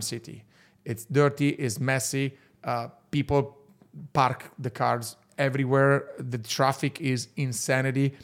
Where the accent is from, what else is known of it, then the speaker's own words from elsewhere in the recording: Verona, Veneto, Italy; English is a second language; I'm from Verona, and Verona is actually the typical northern Italian city